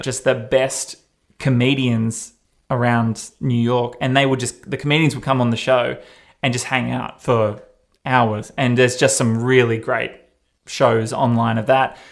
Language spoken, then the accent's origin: English; Australia; accent: Australian; I'm Australian